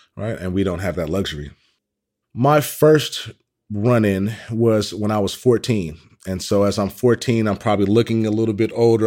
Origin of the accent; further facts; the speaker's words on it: Oakland, California, United States; Originally, I'm from Oakland, California.